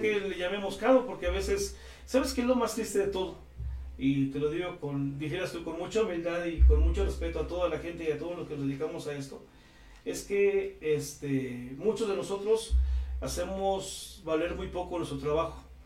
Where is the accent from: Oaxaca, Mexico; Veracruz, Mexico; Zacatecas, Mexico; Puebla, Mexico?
Puebla, Mexico; Tlatlauquitepec; Yo soy de Tlaquitepec